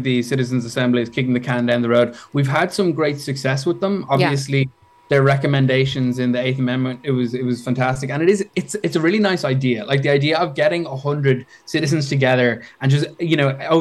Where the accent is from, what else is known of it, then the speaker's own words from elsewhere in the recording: Dublin, Leinster, Ireland; So I'm from Dublin.